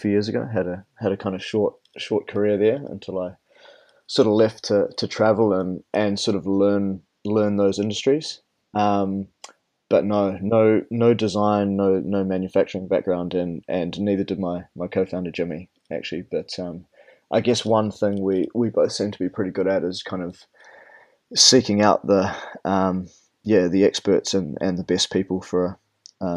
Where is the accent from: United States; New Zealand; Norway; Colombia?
New Zealand; moved away; I'm from New Zealand and I didn't actually leave the country until I was 15.